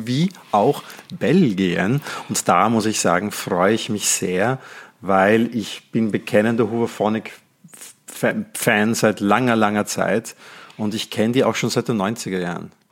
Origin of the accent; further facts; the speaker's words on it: Netherlands; now in Austria; Ich bin gebürtiger Holländer und lebe in Österreich